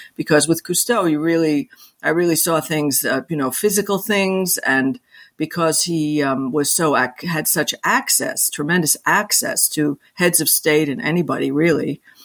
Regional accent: New York City, New York, United States; I'm a I'm a New Yorker. I live in New York City and New York State, and I was born here

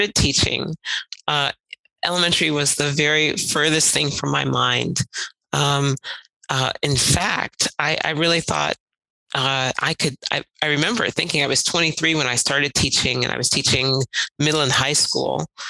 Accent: Cleveland, Ohio, United States; moved away as an adult; now in Vienna, Austria; I grew up in Cleveland, Ohio

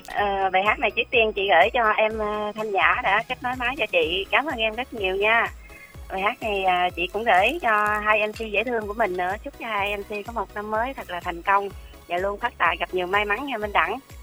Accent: Long An, Vietnam; moved away as an adult; now in Dong Nai, Vietnam; quê chị ở Long An, chị lên Đồng Nai

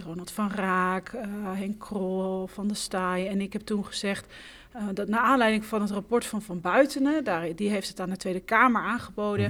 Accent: Haarlem, North Holland, Netherlands; Ik kom uit Haarlem

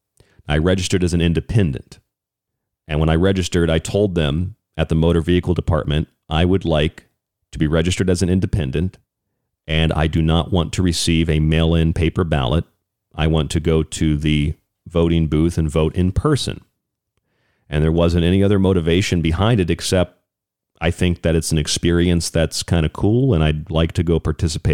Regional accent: United States; I'm an American.

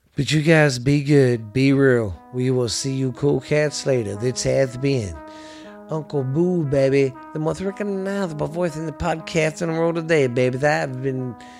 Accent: the South, United States; I'm from the South

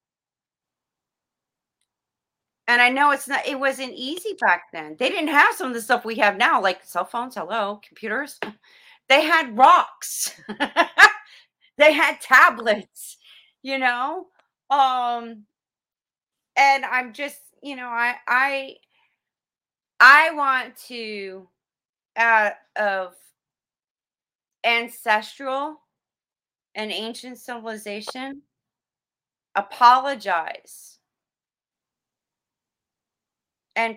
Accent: South Florida, United States; I grew up in South Florida

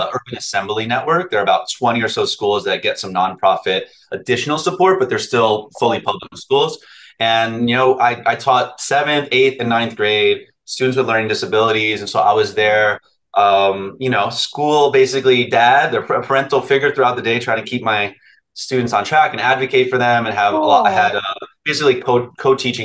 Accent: New Jersey, United States; also born or lived in New York; I grew up in North Jersey

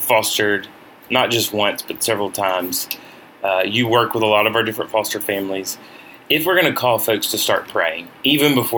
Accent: Deep South, United States; we're coming obviously from the Deep South

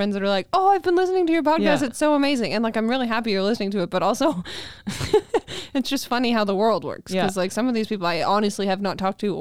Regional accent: Nanton, Alberta, Canada; born or raised there; now in Calgary, Canada

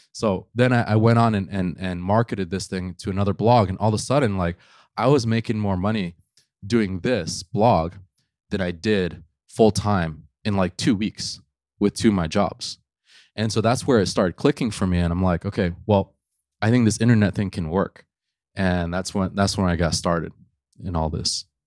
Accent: New York City, New York, United States; I grew up in New York City

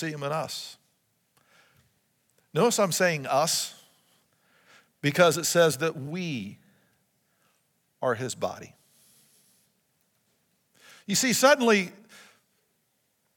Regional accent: United States; even as Americans

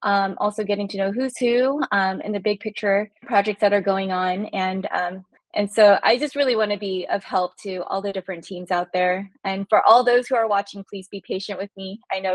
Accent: California, United States; I'm originally from California, actually. So coming to the East Coast, it's been a fire hydrant of history lessons everywhere I go.

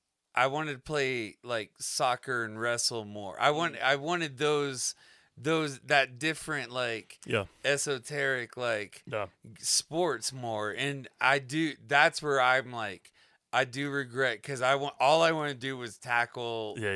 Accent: Florida, United States; It was wet. It was a swamp. We grew up in Florida. It was a swamp.

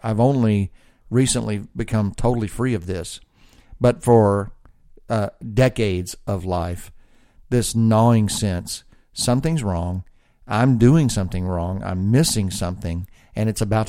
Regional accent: the South, United States; well, I'm from the South, so you probably assume I'm an idiot.

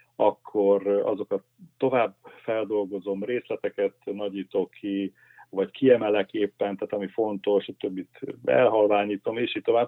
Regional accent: Pécs, Baranya, Hungary; Pécsen, ahol én felnőttem

